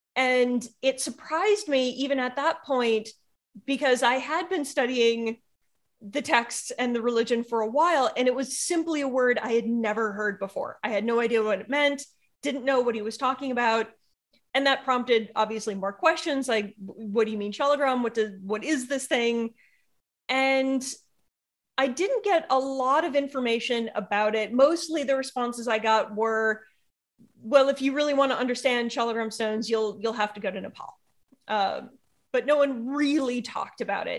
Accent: United States; being an American

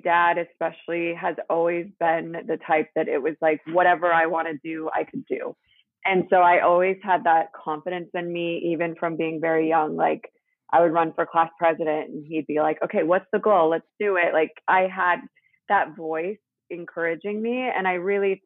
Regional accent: Seattle, Washington, United States; moved away as an adult; also born or lived in Salt Lake City, Utah / Italy; now in Los Angeles, United States; I grew up in Seattle, kind of in like a suburb farm town kind of vibe

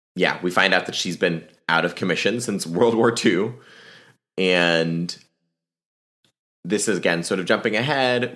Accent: Alexandria, Virginia, United States; my hometown is Alexandria, Virginia

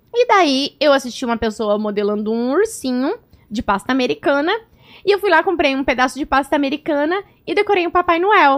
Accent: Cascavel, Paraná, Brazil; moved away; also born or lived in near Pato Branco, Paraná; eu nasci lá, eu morei em Cascavel

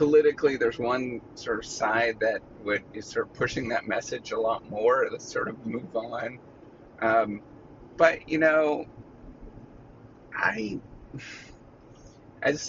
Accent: Canada; now in United States; when I go back home, I'm Canadian

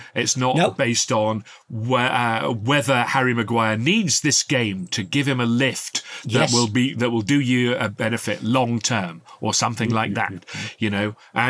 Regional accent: Worksop, East Midlands, United Kingdom; my hometown team, Works Uptown

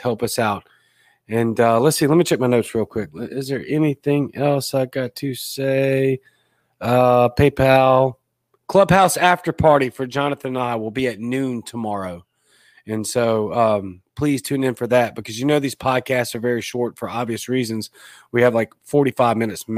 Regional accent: South Louisiana, United States; also born or lived in Baton Rouge, Louisiana / Biloxi, Mississippi; now in Jackson, United States; I'm actually from South Louisiana. I was actually born and raised closer to the coast. I split my time between Baton Rouge and Biloxi.

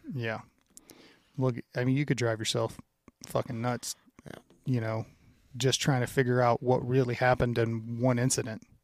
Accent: Louisiana, United States; moved away; growing up in Louisiana, and I think it was because my dad was from Indiana

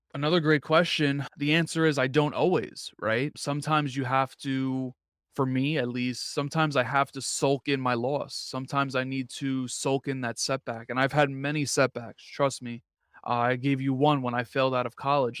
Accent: New York, United States; I'm from New York

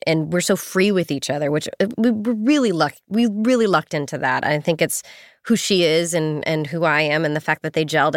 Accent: Northern California, United States; moved away as an adult; also born or lived in Los Angeles; even though I grew up in California, I was in Northern California

